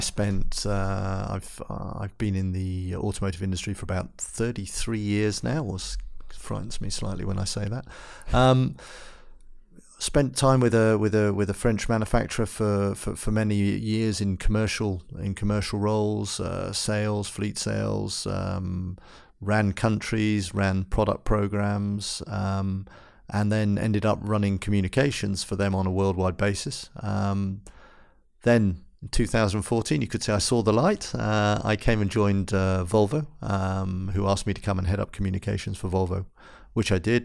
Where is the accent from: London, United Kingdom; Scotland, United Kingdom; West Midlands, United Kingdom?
London, United Kingdom; moved away as an adult; now in Gothenburg, Sweden; I'm from England